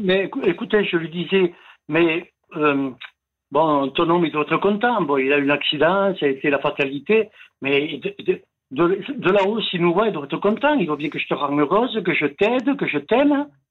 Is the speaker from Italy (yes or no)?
yes; Italy; je suis un Italien